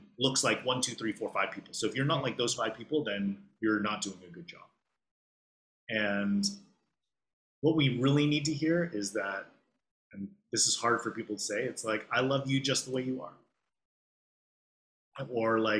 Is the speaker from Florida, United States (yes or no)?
no; Los Angeles, California, United States; accent: California; moved away as an adult; now in Hong Kong; I'm from Los Angeles, if you can tell. I have a very California accent, I've been told